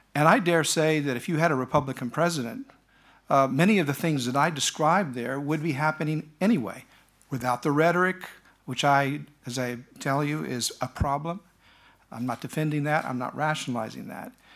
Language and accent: English; United States; as an American